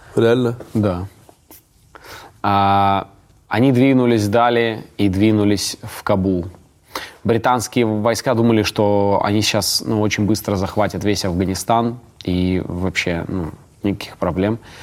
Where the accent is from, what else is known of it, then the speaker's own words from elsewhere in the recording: Ust-Kamenogorsk, East Kazakhstan Region, Kazakhstan; мой родной город Усть-Каменогорск